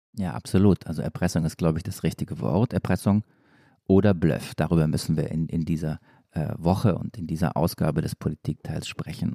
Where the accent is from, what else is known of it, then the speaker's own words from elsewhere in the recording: Stuttgart, Baden-Württemberg, Germany; komme ich ja aus Stuttgart